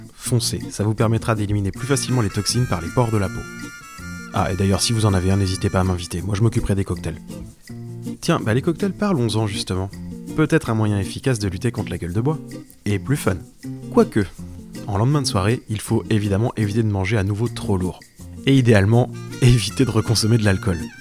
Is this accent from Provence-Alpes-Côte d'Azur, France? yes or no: no; Brittany, France; de revenir par chez moi en Bretagne